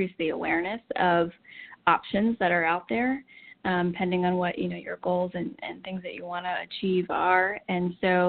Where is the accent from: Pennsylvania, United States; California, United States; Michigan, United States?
Pennsylvania, United States; now in Texas, United States; I grew up in a small town in Pennsylvania